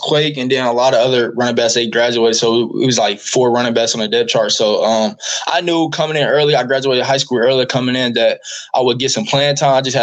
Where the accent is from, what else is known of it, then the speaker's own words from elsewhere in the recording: Indianapolis, Indiana, United States; moved away as an adult; also born or lived in Kansas; now in Oklahoma, United States; I'm from Indianapolis, Indiana